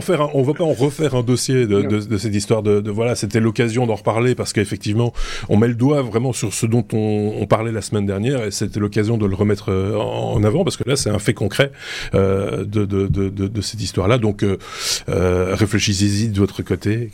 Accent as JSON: {"language": "French", "country": "Belgium", "said": "je suis belge"}